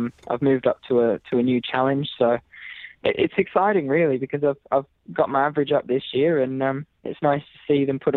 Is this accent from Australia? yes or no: yes; Australia; moved away as an adult; also born or lived in Scotland; now in Glasgow, United Kingdom; I'm the first Australian generation in my family. So I'm more British than I am Australian, funnily enough